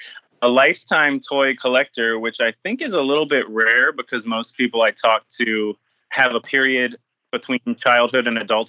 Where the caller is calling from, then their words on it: Florida, United States; Very rainy Florida is where I'm calling in from.